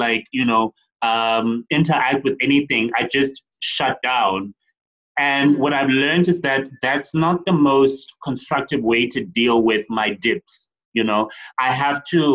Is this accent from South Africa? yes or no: yes; East London, Eastern Cape, South Africa; now in Johannesburg, South Africa; I'm from East London, yeah. But then I moved to Joburg.